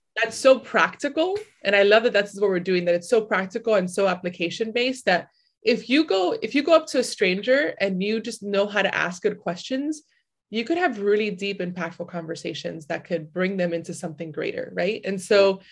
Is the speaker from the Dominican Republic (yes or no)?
yes; Dominican Republic; I'm from Dominican Republic